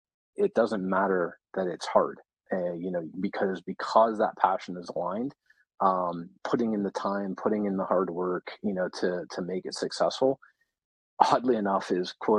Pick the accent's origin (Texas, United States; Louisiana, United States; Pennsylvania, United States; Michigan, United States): Pennsylvania, United States; Pittsburgh; I was born and raised in Pittsburgh.